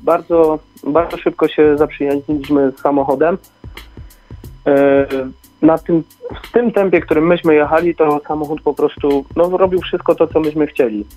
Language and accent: Polish; Bielsko-Biała, Silesian Voivodeship, Poland; My jesteśmy też ze Śląska, z Bielska Białej